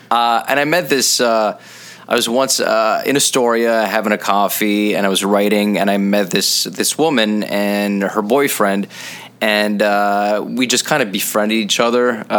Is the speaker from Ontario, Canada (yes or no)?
no; Montreal, Quebec, Canada; I'm from Montreal